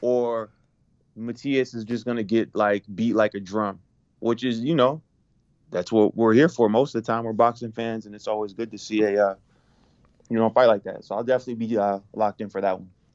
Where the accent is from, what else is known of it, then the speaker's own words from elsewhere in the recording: Miami, Florida, United States; now in New York, United States; I am from Miami, but I am located in New York.